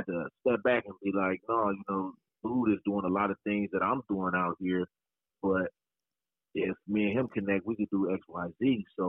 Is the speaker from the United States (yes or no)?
yes; Freeport, Illinois, United States; Man, I'm from Freeport, Illinois, located right out here in the Midwest.